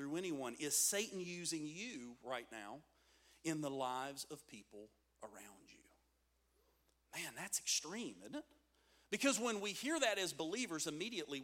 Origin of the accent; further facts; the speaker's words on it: United States; we're Americans